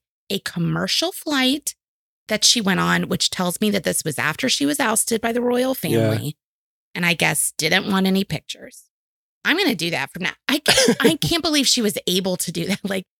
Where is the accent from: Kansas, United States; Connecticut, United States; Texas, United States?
Texas, United States; Houston; moved away; also born or lived in New Mexico / New York; growing up in Houston, I was used to like the news. So then when I lived in New Mexico, I was shocked. When I lived in New York, I was surprised.